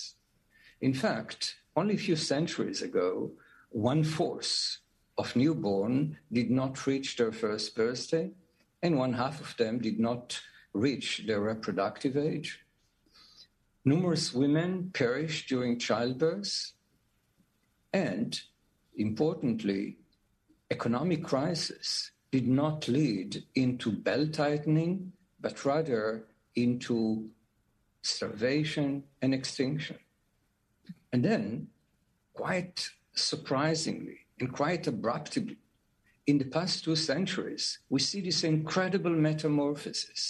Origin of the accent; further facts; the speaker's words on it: Jerusalem, Jerusalem District, Israel; I was born and raised in Jerusalem